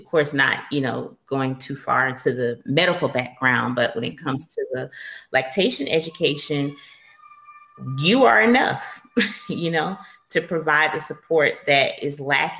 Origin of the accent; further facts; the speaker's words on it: the South, United States; And then I'm from the South. So, you know, everything is like a big warm hug, glass of sweet tea down here.